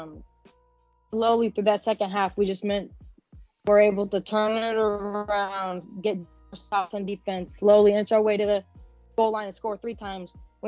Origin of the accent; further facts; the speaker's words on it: Phoenix, Arizona, United States; I'm 17 years old. I'm living and from Phoenix, Arizona.